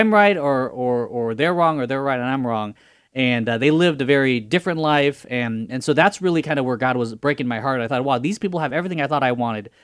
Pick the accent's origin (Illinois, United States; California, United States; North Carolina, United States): California, United States; Fresno; I was born here in Fresno, California.